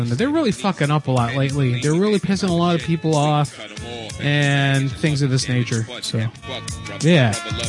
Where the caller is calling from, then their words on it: San Jose, California, United States; I'm calling from San Jose.